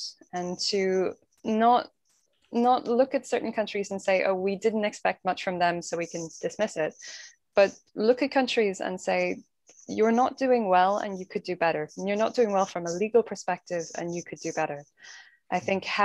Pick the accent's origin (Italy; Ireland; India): Ireland; being very Irish